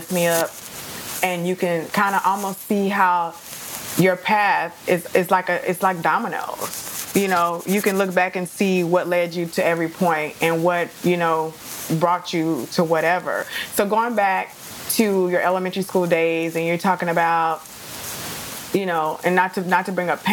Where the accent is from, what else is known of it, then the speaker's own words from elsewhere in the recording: Dallas, Texas, United States; accent: Dallas; my Dallas accent